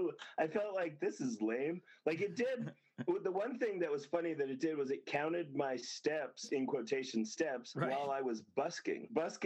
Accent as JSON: {"language": "English", "town": "Las Vegas", "region": "Nevada", "country": "United States", "tie": "born or raised there", "said": "I grew up there. I was born and raised there. Yeah, I was born there. I was born on Maryland Parkway."}